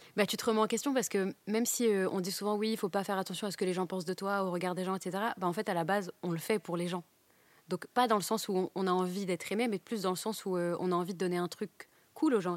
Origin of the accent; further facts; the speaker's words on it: Douai, Hauts-de-France, France; j'ai grandi à Douai